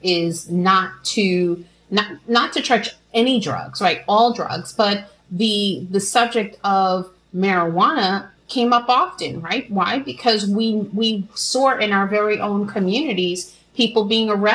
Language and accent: English; New York City, New York, United States; I'm a woman from New York City, Brooklyn, New York, who grew up during the crack epidemic